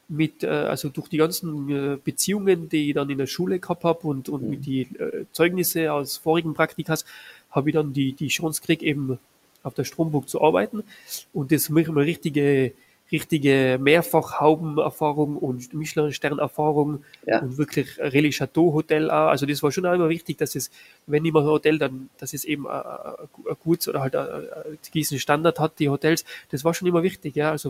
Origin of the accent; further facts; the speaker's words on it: Innsbruck, Tyrol, Austria; Das war so die Zeit zwischen genau dem, der Matura und eben dem, dem Bundesheer. Und da gibt es bei uns in Innsbruck äh, die älteste Konditorei äh, Tirols